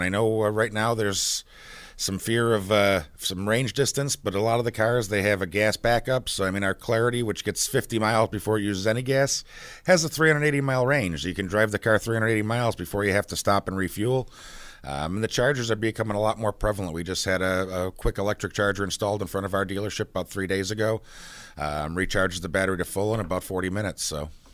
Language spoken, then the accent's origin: English; Buffalo, New York, United States; I grew up in Buffalo.